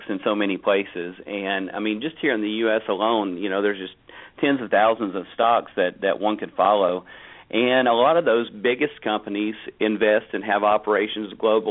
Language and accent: English; United States; for me as an American